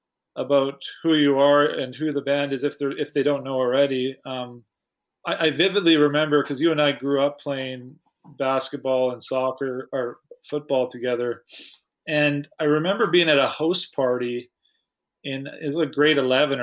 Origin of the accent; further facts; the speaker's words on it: Saskatoon, Saskatchewan, Canada; I remember being in Saskatoon, pretty insulated growing up.